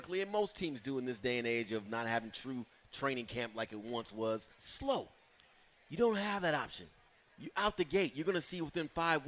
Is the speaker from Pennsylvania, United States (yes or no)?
no; California, United States; because we grew up in the Bay Area, the 49ers, team of the 80s